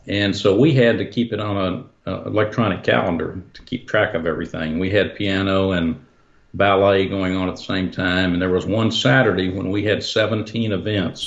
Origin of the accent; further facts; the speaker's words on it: Dallas, Texas, United States; I grew up in Dallas, but outside in, in the country